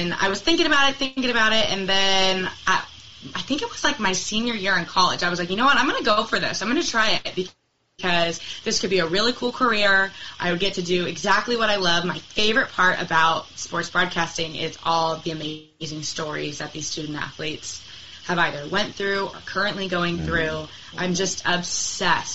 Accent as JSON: {"language": "English", "town": "Portland", "country": "United States", "tie": "born or raised there", "said": "I was born in Portland."}